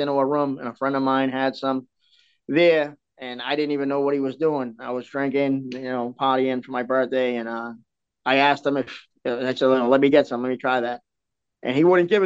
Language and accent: English; Boston, Massachusetts, United States; I come from South Boston. I grew up in the D-Street projects